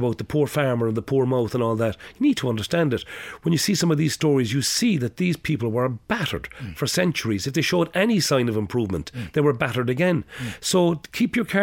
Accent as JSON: {"language": "English", "town": "Cork", "region": "Munster", "country": "Ireland", "tie": "born or raised there", "said": "I grew up in Cork City Centre, right smack bang in the middle of it."}